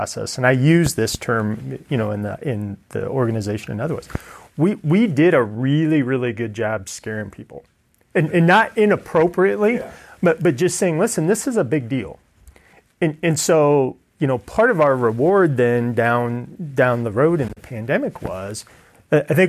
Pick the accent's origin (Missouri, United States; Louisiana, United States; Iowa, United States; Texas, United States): Iowa, United States; Ida Grove; I'm from Ida Grove, so Ida Grove is my hometown.